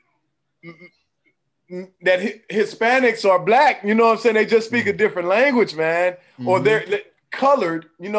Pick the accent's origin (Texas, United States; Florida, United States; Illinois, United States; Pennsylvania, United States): Texas, United States; Dallas; also born or lived in Bryan, Texas / College Station, Texas; I'm a black man first that was born and raised in Dallas, Texas